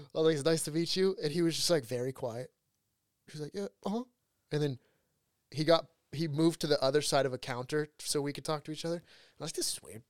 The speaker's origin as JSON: {"language": "English", "town": "Huntington Beach", "region": "California", "country": "United States", "also_born_or_lived": "Los Angeles", "moved": "as an adult", "said": "I moved from Huntington to L A for college"}